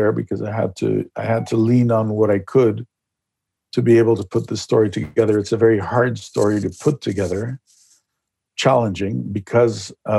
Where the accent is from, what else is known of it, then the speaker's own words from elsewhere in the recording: Mexico City, Mexico; also born or lived in Chile; I was born in Chile, but I grew up, I arrived in Mexico as a boy